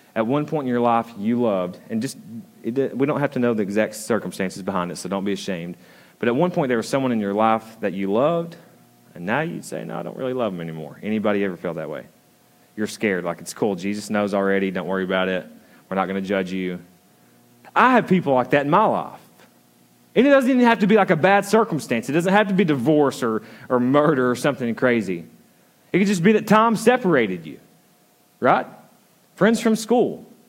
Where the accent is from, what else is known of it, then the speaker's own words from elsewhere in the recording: the South, United States; I'm from the South